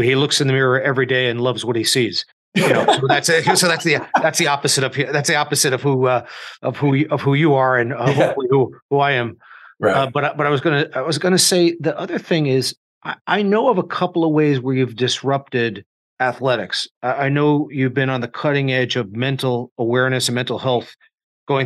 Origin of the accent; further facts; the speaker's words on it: New York, United States; also born or lived in Indiana; now in Manhattan, United States; I'm a New Yorker with Midwestern sensibilities